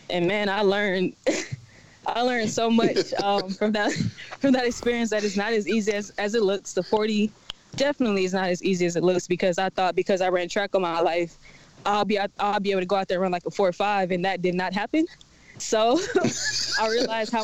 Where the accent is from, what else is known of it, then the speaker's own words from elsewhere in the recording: Houston, Texas, United States; now in Atlanta, United States; I'm originally from Houston, Texas, but I reside in Atlanta, Georgia.